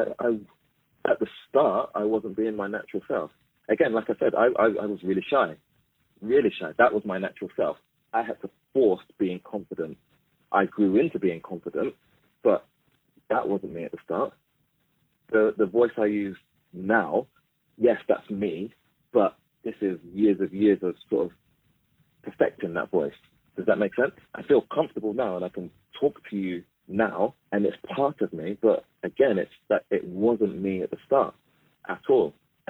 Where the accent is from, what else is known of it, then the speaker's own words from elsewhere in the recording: Mitcham, London, United Kingdom; I celebrate the fact that I'm black. I celebrate the fact that I came from Mitcham.